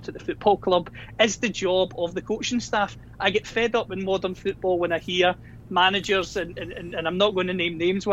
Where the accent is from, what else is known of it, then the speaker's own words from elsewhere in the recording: Scotland, United Kingdom; judging by my accent, I'm from Scotland